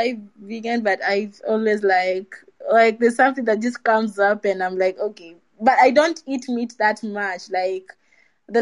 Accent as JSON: {"language": "English", "country": "Kenya", "moved": "as an adult", "lives_now": "Poland", "said": "I'm Kenyan, but I study in Poland"}